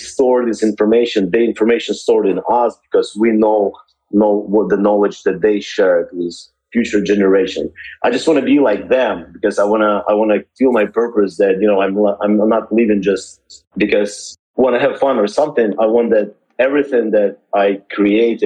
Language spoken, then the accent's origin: English; Odesa, Odesa Oblast, Ukraine; moved away as an adult; also born or lived in Miami; now in California, United States; I'm from Ukraine, and that's my home where I was born.